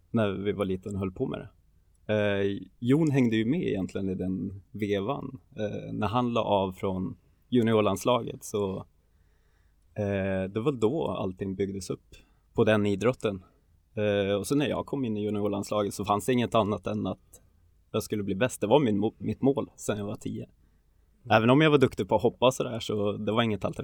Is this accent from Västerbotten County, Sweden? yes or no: yes; Tärnaby, Västerbotten County, Sweden; omkring, jag är uppväxt i Tärnaby, det är kulturen och det är inget konstigt att, eh, att folk tänker så eller säger så.